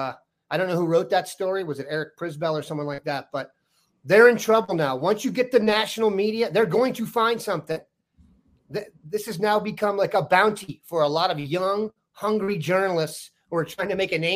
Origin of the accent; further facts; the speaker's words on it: Washington, District of Columbia, United States; I'm from the Washington DC area